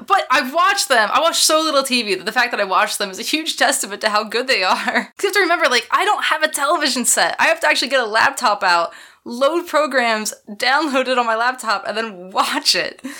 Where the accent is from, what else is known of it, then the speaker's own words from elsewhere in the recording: Philadelphia, Pennsylvania, United States; That's my hometown